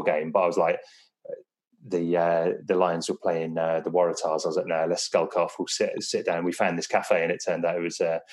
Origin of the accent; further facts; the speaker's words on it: England, United Kingdom; also born or lived in Wales; being a Welshman growing up in England in the 90s